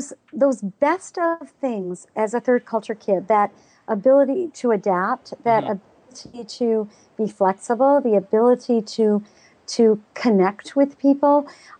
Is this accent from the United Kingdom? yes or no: no; Pakistan; People don't realize I grew up in Pakistan.